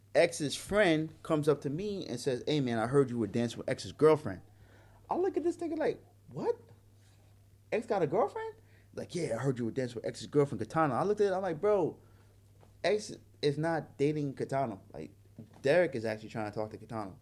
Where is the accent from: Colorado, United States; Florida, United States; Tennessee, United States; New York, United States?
New York, United States; New York City; moved away as an adult; also born or lived in Hawaii; a young brother growing up in Brooklyn, New York